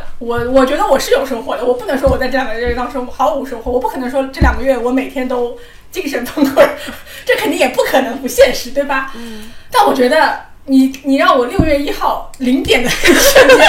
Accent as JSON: {"language": "Chinese", "country": "Hong Kong", "lives_now": "Shanghai, China", "said": "我们如果我们香港人早就已经走上街头"}